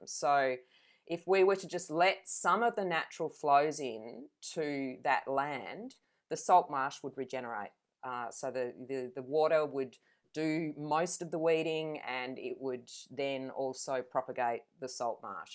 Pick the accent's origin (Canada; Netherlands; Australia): Australia; Adelaide, South Australia; now in Venus Bay, Australia; I grew up in Adelaide